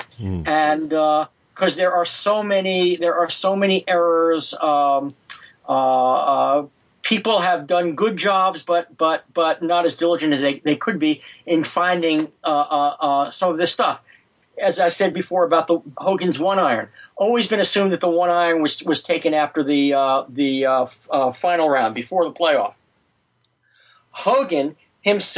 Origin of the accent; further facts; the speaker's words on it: New York, United States; all of us kids growing up in New York in the 50s